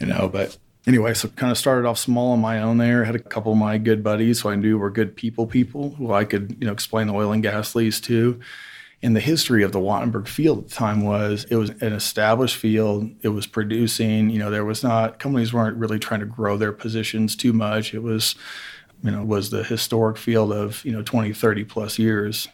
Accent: Evansville, Indiana, United States; moved away; I'm originally from Evansville, Indiana, which is very southwest corner of Indiana

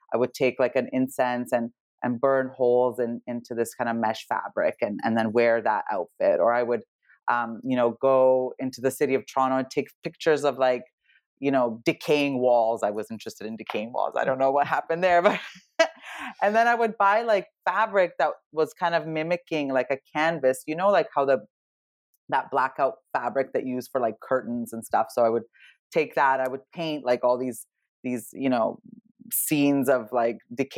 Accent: Serbia; I was born in Serbia. Well, actually, former Yugoslavia, which was the communist country back then

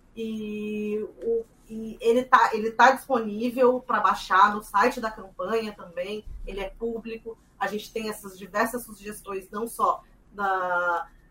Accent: Mato Grosso do Sul, Brazil; eu sou do Mato Grosso do Sul também

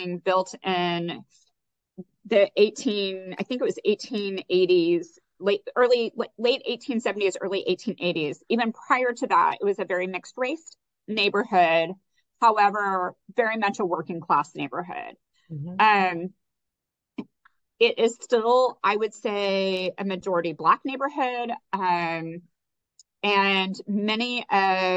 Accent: Texas, United States; moved away as an adult; now in New Orleans, United States; my family is from Mexico, but I've lived in Texas for all my life

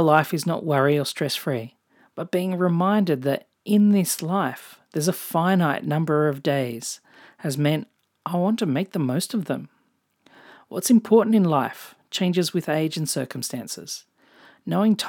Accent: Australia; accent: Australian; also born or lived in Japan / England / New Zealand; If you can't tell from my accent, I'm Australian

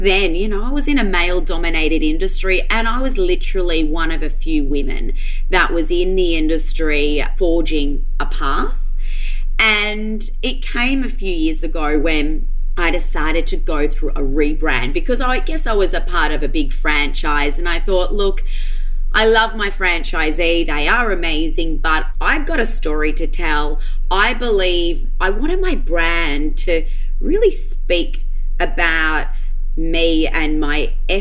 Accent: Noosa Heads, Queensland, Australia; moved away; also born or lived in Melbourne; I grew up in Noosa, moved to Melbourne

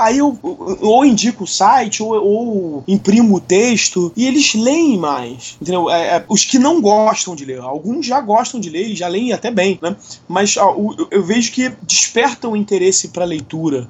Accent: Rio de Janeiro, Brazil; eu sou aqui do Rio de Janeiro, sou nascido e crescido aqui no Rio de Janeiro

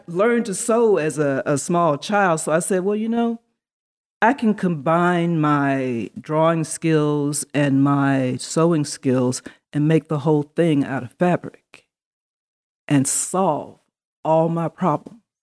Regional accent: Atlanta, Georgia, United States; also born or lived in Neptune, New Jersey; I grew up here in Atlanta, Georgia. Um, I was, for whatever strange reason, born in Neptune, New Jersey, of all places

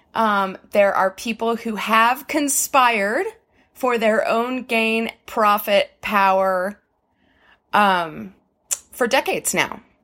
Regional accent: United States; I am gonna speak from an American perspective because I am an American

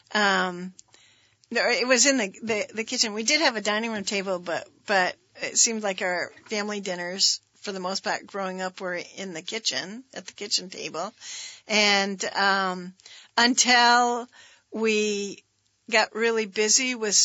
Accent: Richmond, Vermont, United States; I feel like I was nine when we moved to Richmond

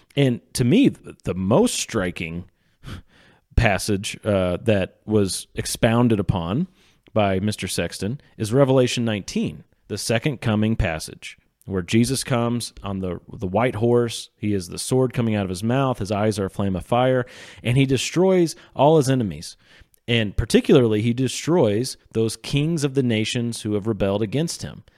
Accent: Sedalia, Missouri, United States; I'm from Sedalia, Missouri

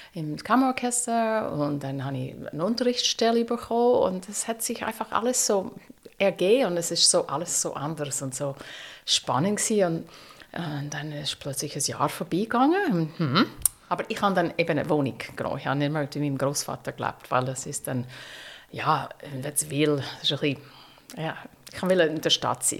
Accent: United States; German is a second language; moved away as an adult; now in Zürich, Switzerland; ich bin auf dem Land aufgewachsen, also wirklich in Amerika, äh, mitten im Nix

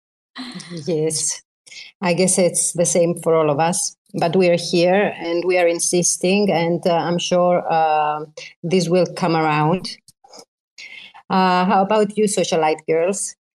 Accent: Greece; I am from uh, an island near Greece

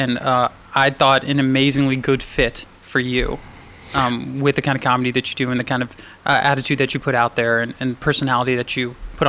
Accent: Northern Virginia, United States; I grew up in Northern Virginia.

